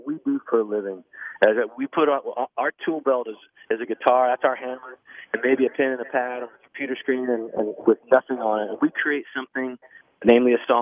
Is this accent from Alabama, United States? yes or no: no; Nashville, Tennessee, United States; moved away; also born or lived in Texas; I grew up in Nashville. Lived there for 25 years